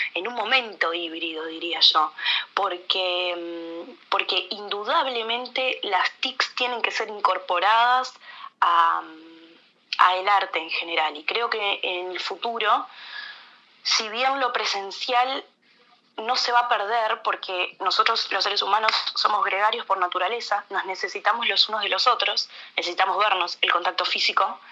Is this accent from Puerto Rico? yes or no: no; Uruguay